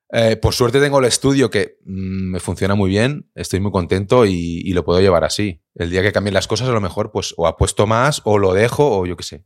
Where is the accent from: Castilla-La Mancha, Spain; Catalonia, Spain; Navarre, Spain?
Catalonia, Spain; Viladecans; yo soy de Vila de Cans